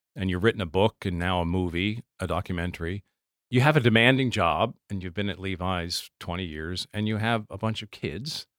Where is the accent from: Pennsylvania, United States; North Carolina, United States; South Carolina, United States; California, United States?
Pennsylvania, United States; Lancaster; I grew up in Lancaster